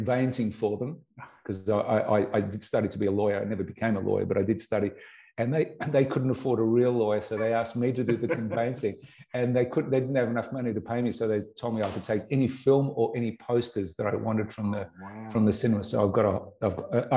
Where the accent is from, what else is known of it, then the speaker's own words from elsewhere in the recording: Melbourne, Victoria, Australia; growing up in Collingwood